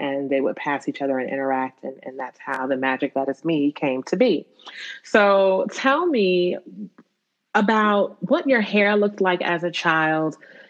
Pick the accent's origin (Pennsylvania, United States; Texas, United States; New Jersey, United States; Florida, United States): New Jersey, United States; I grew up in Jersey